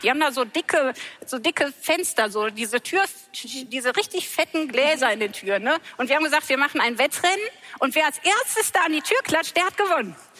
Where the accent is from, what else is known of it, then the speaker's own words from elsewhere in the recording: Sauerland, North Rhine-Westphalia, Germany; ich bin wirklich buchstäblich mitten im Wald aufgewachsen, im Sauerland